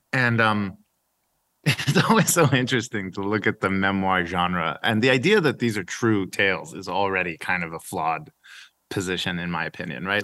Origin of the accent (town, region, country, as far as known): Edmond, Oklahoma, United States; born or raised there; also born or lived in Iran / United Arab Emirates / Rome, Italy